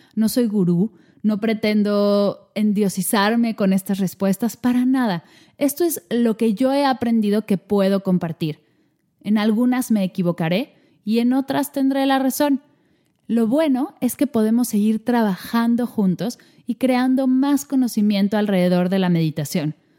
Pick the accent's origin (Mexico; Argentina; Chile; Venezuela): Mexico; moved away as an adult; now in Barcelona, Spain; soy mexicana y nací en México, pero en este momento estoy viviendo en Barcelona